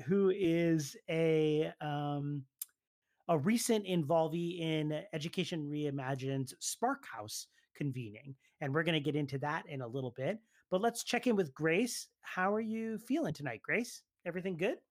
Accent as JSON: {"language": "English", "area": "just outside of Philadelphia", "region": "Pennsylvania", "country": "United States", "said": "Janine, and I are from just outside of Philadelphia, where it is really just sweaty all the time"}